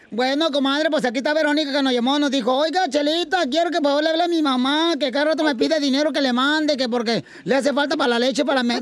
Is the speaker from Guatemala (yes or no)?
no; Guasave, Sinaloa, Mexico; Ay, yo soy de Guasave, comadre, un alito de ahí de Atijizaya donde tú eres.